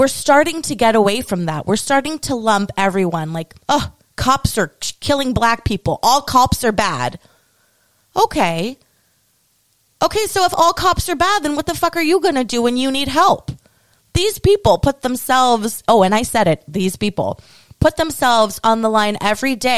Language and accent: English; United States; as an American